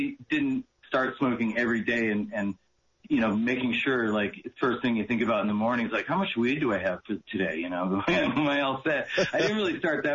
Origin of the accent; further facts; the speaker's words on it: Massachusetts, United States; moved away as an adult; also born or lived in New Hampshire; now in Maui, United States; I grew up in the Northeast. And so I was in Massachusetts, at the time